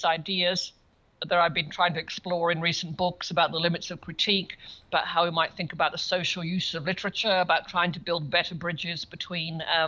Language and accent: English; Birmingham, West Midlands, United Kingdom; moved away as an adult; also born or lived in Cambridge, England / Melbourne, Australia / United States; I grew up in Birmingham in England.